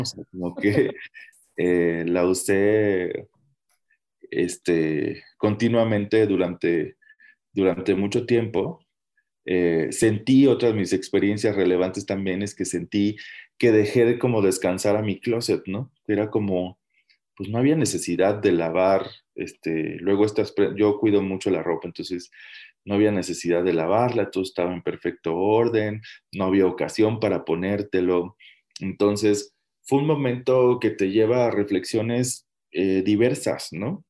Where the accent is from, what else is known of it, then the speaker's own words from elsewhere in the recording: Mexico; como mexicanos